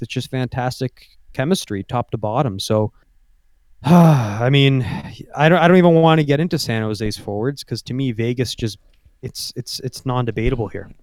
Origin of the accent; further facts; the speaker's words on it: Canada; being a Canadian.